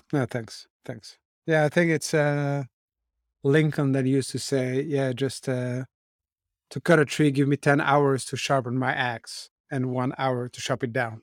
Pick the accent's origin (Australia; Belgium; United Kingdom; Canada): Belgium; Brussels, Brussels-Capital Region; I grew up in Brussels where my parents had shops.